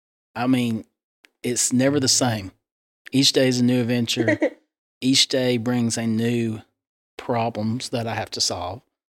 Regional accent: McMinn County, Tennessee, United States; growing up in McMinn County, there was only one.

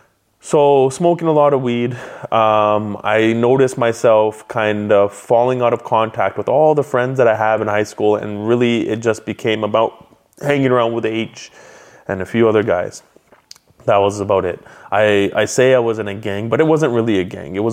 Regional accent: Abbotsford, British Columbia, Canada; So when I grew up in Abbotsford, my personality growing up was very happy-go-lucky, class clown. Moved around quite a bit

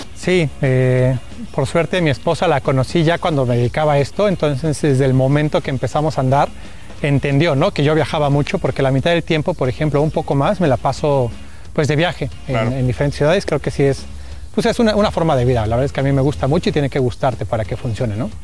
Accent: Mexico; yo soy el representante de México

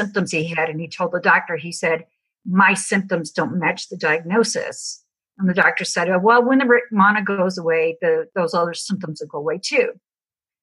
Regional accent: Chicago, Illinois, United States; moved away as an adult; now in Tennessee, United States; I'm originally from Chicago

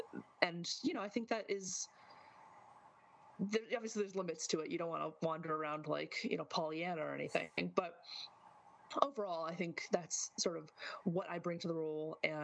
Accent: Midwest, United States; I'm from the Midwest, deep cuts in terms of linguistic use

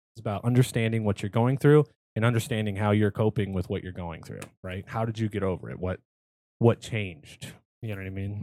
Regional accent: California, United States; born or raised there

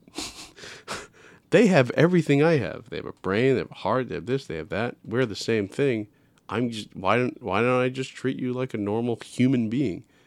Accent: New York City, New York, United States; I'm from New York City

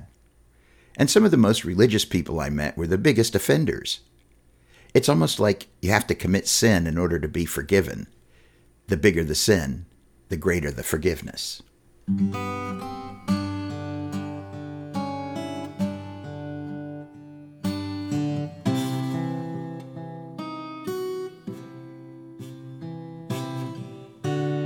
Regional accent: Knoxville, Tennessee, United States; I was born in Knoxville, in the East Tennessee Valley. When I was growing up, pretty much the first question you asked people was not, where do you go to school, but rather, where do you go to church?

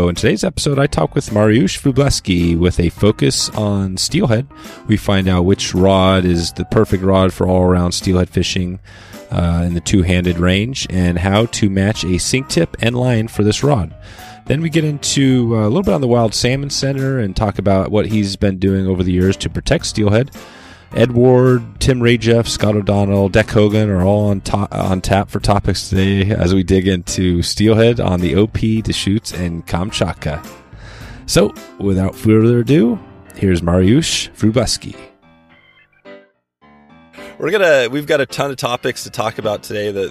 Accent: Poland; moved away as an adult; also born or lived in San Francisco Bay Area

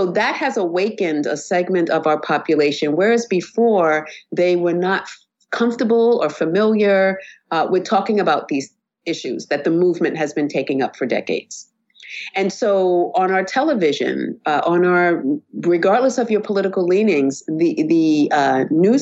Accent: United States; I identify myself as Black American

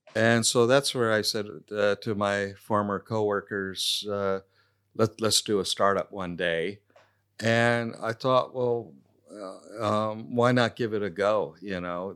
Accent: Silicon Valley, California, United States; moved away as an adult; now in Adelaide, Australia; growing up in Silicon Valley, it was very materialistic

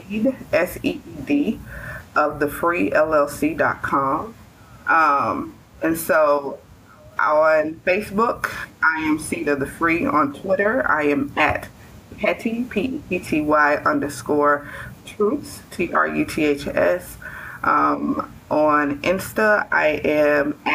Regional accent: Mississippi, United States; I have grown up and lived in the South all of my life

